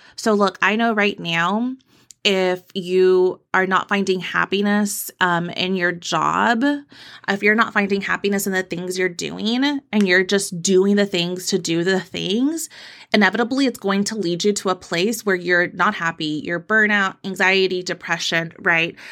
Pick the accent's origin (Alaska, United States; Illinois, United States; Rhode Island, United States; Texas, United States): Texas, United States; I'm from Texas